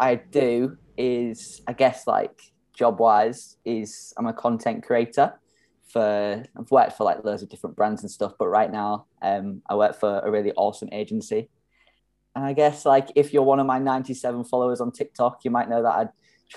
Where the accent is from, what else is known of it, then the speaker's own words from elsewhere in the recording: Hull, Yorkshire and the Humber, United Kingdom; moved away as an adult; also born or lived in London; now in Melbourne, Australia; growing up in Hull